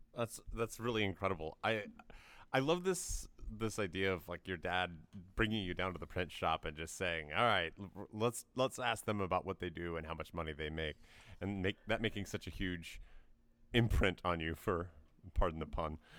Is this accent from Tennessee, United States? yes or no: yes; Tennessee, United States; I grew up in Tennessee